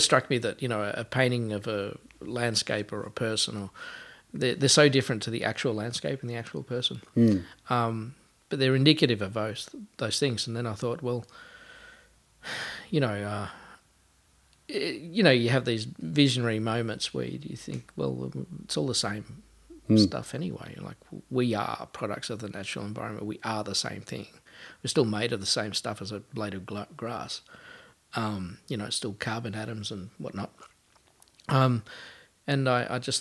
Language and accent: English; Sunbury, Victoria, Australia; now in Melbourne, Australia; I grew up in Sunbury outside of Melbourne.